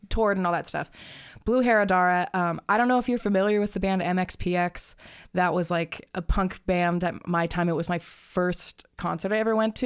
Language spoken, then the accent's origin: English; Tucson, Arizona, United States; now in Phoenix, United States; I grew up in Tucson